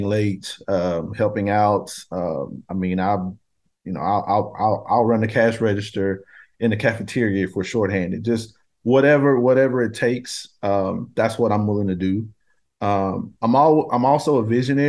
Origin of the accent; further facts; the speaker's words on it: Nashville, Tennessee, United States; being born and raised in Nashville